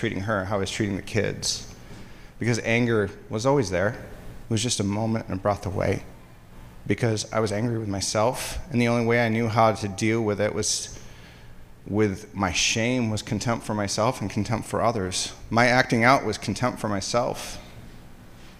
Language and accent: English; Hudsonville, Michigan, United States; I grew up in West Michigan. I grew up in Hudsonville